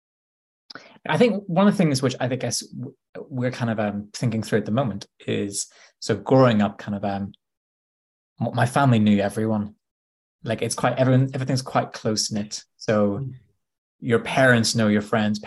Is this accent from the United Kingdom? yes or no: yes; Bangor, Northern Ireland, United Kingdom; moved away as an adult; now in Nottingham, United Kingdom; I grew up in Northern Ireland. So I grew up in a little coastal town called Bangor.